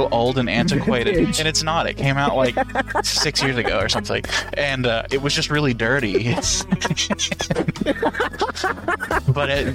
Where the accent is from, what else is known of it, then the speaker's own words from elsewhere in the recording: Van Lear, Kentucky, United States; now in Morehead, United States; I'm from Van Leer, Kentucky. I now live in Moorhead, Kentucky